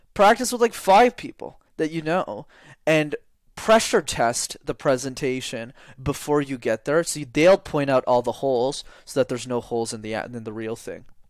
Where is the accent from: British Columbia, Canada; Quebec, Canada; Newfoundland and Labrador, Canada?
Quebec, Canada; Montreal; I grew up in Montreal